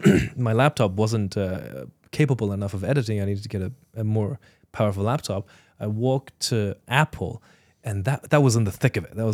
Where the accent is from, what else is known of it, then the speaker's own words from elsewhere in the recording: Ireland; also born or lived in China; Uh, when I was eight years old, I was born and raised in China and then immigrated to Ireland.